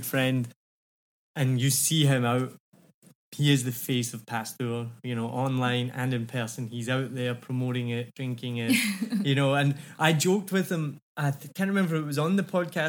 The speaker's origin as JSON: {"language": "English", "region": "Scotland", "country": "United Kingdom", "moved": "yes", "lives_now": "Vietnam", "said": "I'm from Scotland."}